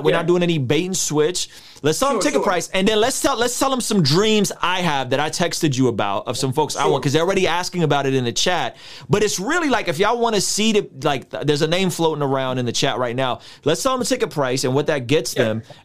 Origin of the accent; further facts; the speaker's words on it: San Diego, California, United States; I'm from San Diego